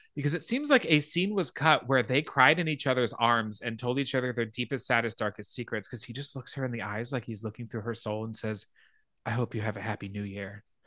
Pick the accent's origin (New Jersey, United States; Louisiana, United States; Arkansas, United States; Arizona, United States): Arizona, United States; Phoenix; I grew up in Phoenix, so Mountain Time was what I grew up on